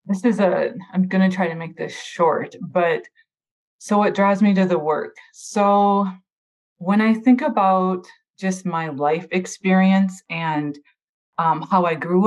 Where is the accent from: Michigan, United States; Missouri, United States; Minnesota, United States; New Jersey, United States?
Minnesota, United States; now in California, United States; I'm from Minnesota